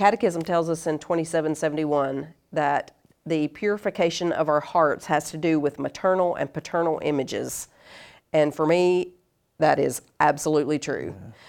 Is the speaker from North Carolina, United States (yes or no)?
yes; North Carolina, United States; also born or lived in Monterey, California; But yeah, I was born in California, and then we moved around a lot. But we sort of, it was a home base, really, in North Carolina, so in the South.